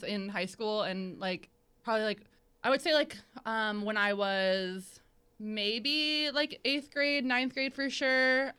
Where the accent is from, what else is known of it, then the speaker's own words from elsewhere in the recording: St. Augustine, Florida, United States; I'm from St. Augustine